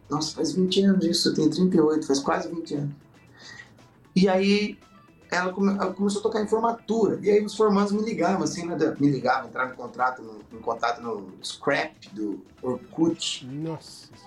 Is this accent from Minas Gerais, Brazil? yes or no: no; Taubaté, São Paulo, Brazil; Eu sou, sou do interior de Tabaté, eu tava na cap... no interior de São Paulo, Tabaté, tava na capital.